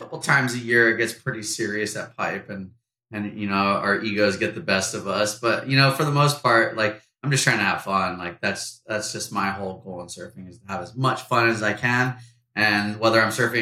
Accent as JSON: {"language": "English", "area": "North Shore of Oahu", "region": "Hawaii", "country": "United States", "tie": "born or raised there", "said": "we're both from the North Shore of Oahu, born and raised, both of us."}